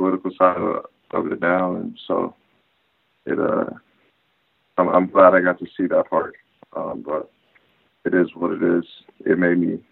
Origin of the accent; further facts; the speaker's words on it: San Diego, California, United States; moved away as an adult; also born or lived in Oklahoma; We're all from San Diego